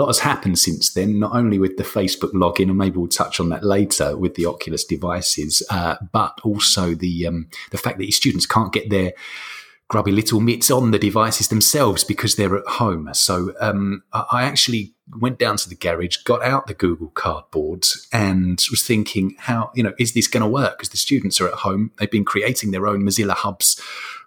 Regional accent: London, United Kingdom; now in Lecce, Italy; I'm from London originally, living in southern Italy, in a place called Lecce.

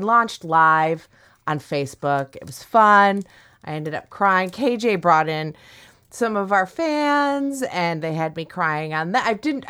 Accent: Midwest, United States; I'm from the Midwest.

